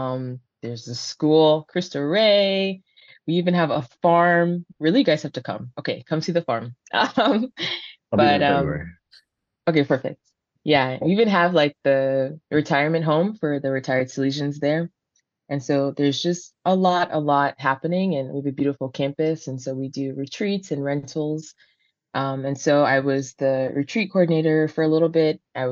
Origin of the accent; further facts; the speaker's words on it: Nigeria; There's 7 of us, and we're Nigerian, so our names aren't easy.